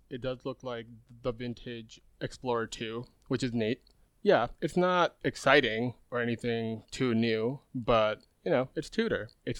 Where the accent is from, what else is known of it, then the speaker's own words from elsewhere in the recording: Los Angeles, California, United States; from Los Angeles. Happy to be here.